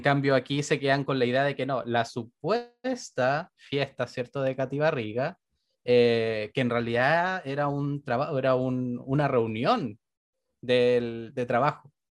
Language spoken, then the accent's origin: Spanish; Renca, Santiago Metropolitan Region, Chile; yo soy de Renca